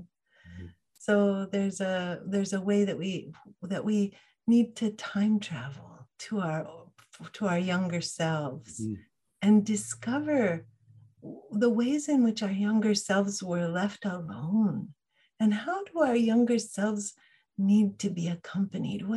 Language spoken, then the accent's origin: English; Fairbanks, Alaska, United States; I grew up in Fairbanks, Alaska, in the middle of the state